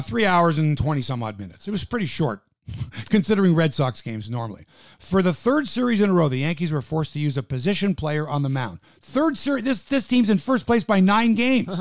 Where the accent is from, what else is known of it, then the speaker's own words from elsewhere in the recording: Canada; we're Canadian